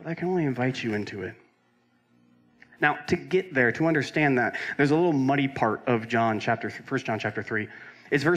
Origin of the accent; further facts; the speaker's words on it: Roseville, California, United States; There's my hometown in California